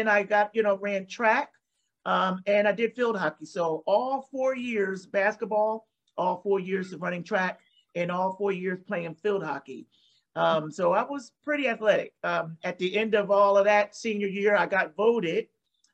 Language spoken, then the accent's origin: English; New Jersey, United States; I grew up in South Jersey. I'm from New Jersey. South Jersey.